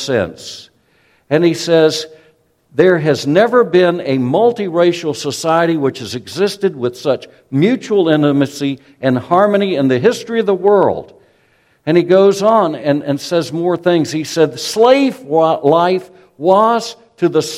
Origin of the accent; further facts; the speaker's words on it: South Carolina, United States; a Southern man, born and raised in South Carolina